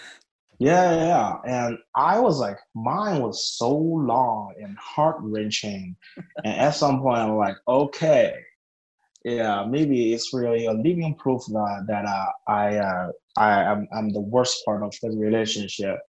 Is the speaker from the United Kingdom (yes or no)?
no; China; moved away; I grew up in a very small town in China.